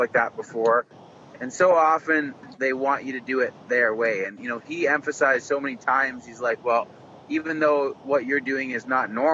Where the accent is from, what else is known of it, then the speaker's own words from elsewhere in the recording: Canada; I'm Canadian.